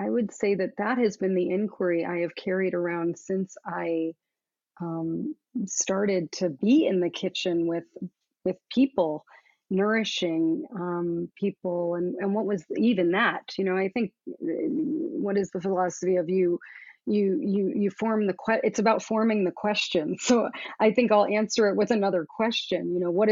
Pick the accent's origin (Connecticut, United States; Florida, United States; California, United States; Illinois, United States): Florida, United States; Southern; I grew up in Southern Florida